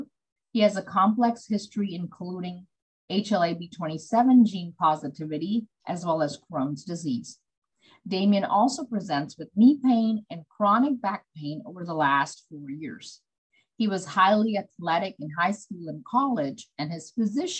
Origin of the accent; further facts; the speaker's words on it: Beaumont, Texas, United States; a rheumatology specialist in Beaumont, Texas